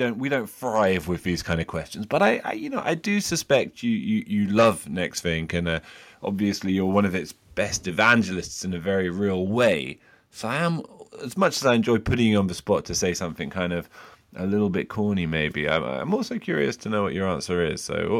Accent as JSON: {"language": "English", "region": "England", "country": "United Kingdom", "said": "we're both English."}